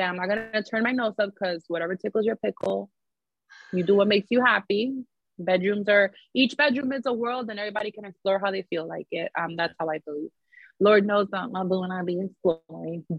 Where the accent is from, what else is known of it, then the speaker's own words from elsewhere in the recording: New York City, New York, United States; I grew up in the Bronx